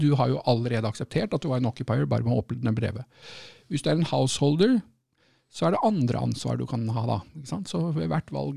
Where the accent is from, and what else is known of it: Norway; now in United Kingdom